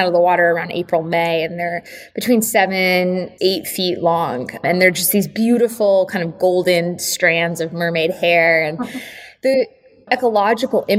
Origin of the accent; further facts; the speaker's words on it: Connecticut and Cape Cod, New England, United States; I'm also from New England. I grew up between Connecticut and Cape Cod